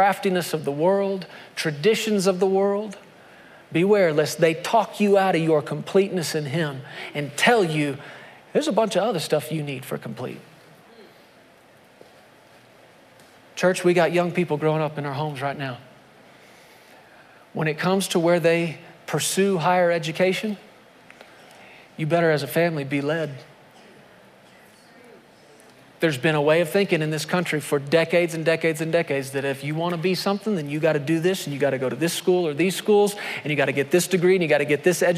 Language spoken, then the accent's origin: English; United States; my identity as an American